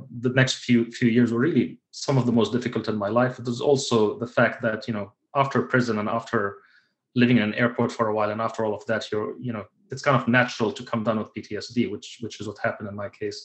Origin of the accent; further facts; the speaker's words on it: United Arab Emirates; moved away as an adult; also born or lived in Kuwait; I lived my entire life in the United Arab Emirates. Even though I was born in Kuwait